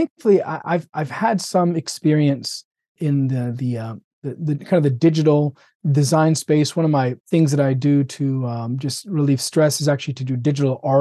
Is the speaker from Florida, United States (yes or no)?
yes; Florida, United States; also born or lived in Birmingham; born and raised in Florida. Did residency in Birmingham and came back to Florida